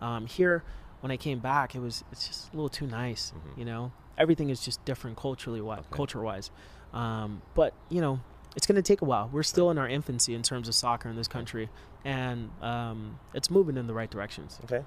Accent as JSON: {"language": "English", "town": "Los Angeles", "region": "California", "country": "United States", "tie": "born or raised there", "said": "I grew up like in the Hollywood area around there in Koreatown"}